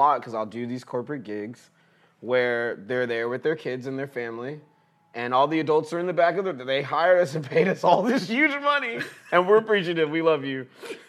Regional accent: Houston, Texas, United States; I grew up in Texas, growing up in Houston.

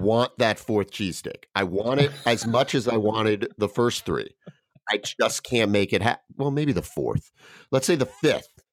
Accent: Westchester County, New York, United States; Grew up in Westchester County, lived in New York City for twelve years

